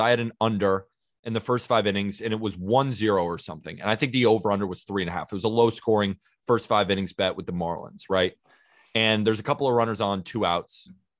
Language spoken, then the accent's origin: English; Santa Barbara, California, United States; also born or lived in Staten Island, New York; now in New York, United States; I'm currently living in New York. I'm from Santa Barbara, California, but I've been living in New York.